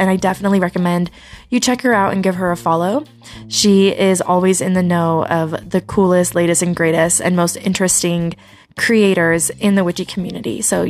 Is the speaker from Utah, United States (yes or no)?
yes; Utah, United States; growing up in Utah